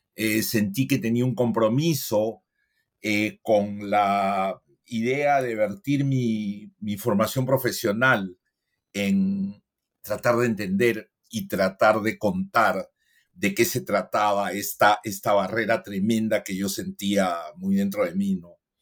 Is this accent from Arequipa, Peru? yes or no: no; Lima, Peru; moved away as an adult; also born or lived in New York, United States / Cusco, Peru; yo soy eh, limeño.